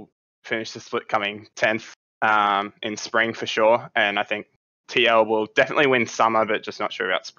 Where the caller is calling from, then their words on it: Brisbane, Queensland, Australia; Brisbane, Australia.